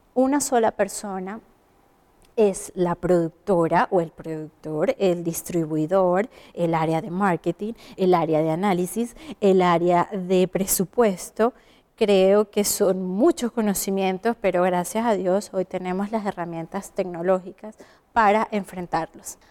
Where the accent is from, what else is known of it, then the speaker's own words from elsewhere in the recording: Venezuela; moved away as an adult; now in Chile; Soy venezolana, comunicadora social y emigré a Chile hace un buen tiempo